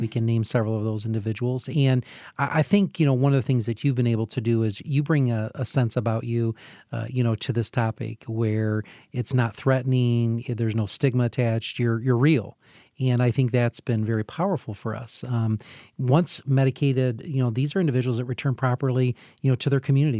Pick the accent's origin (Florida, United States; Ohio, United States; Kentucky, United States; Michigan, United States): Michigan, United States; Hillsdale; I'm from Hillsdale